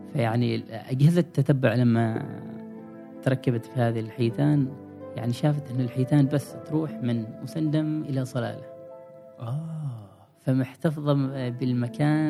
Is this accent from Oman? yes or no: yes; Oman; نحن كعمانيين